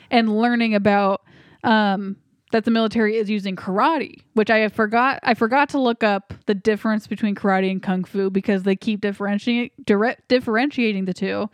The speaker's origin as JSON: {"language": "English", "country": "United States", "said": "as an American"}